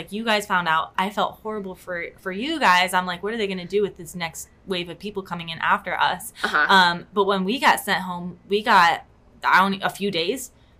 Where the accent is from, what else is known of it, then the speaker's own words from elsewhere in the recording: Ohio, United States; moved away as an adult; now in Orlando, United States; like me, we're coming in from Ohio